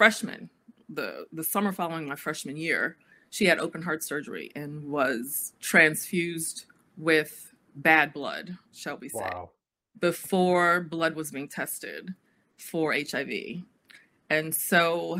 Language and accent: English; Washington, District of Columbia, United States; moved away as an adult; also born or lived in Durham, North Carolina; I am a native Washingtonian because I was raised primarily in D.C. However, I was born in North Carolina, in Durham, at Duke University Hospital